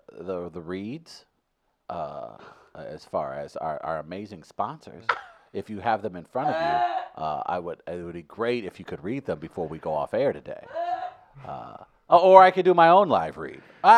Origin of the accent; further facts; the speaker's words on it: St. Louis, Missouri, United States; I grew up in City St. Louis, black kid.